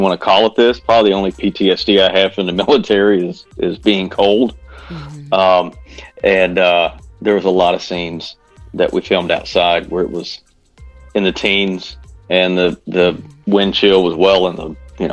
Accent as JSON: {"language": "English", "town": "Bismarck", "region": "Arkansas", "country": "United States", "tie": "born or raised there", "said": "I grew up in Bismarck"}